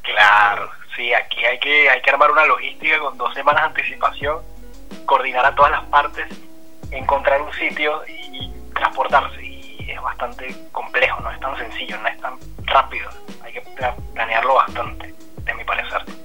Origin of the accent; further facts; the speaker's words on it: Venezuela; moved away as an adult; now in Buenos Aires, Argentina; Yo soy venezolano y vengo viviendo en Argentina desde hace tres años y medio